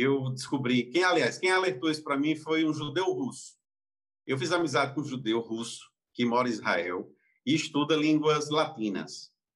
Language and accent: Portuguese; Campina Grande, Paraíba, Brazil; eu nasci em Campina Grande, vim em Campina Grande, e lá não tinha judeu